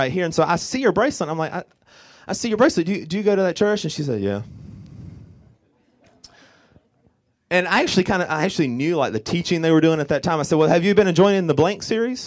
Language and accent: English; Orangeburg, South Carolina, United States; I'm from Orangeburg, South Carolina